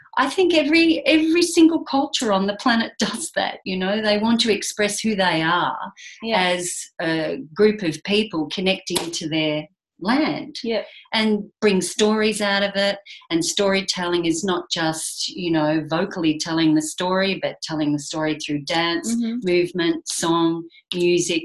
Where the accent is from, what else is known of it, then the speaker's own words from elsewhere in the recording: Geelong, Victoria, Australia; being born and bred on the Surf Coast in Geelong